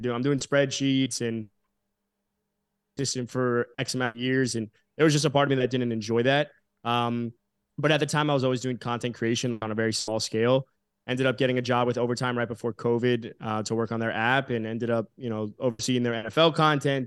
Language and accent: English; South Florida, United States; growing up in South Florida, I was friendly with a lot of you know my school had a lot of athletes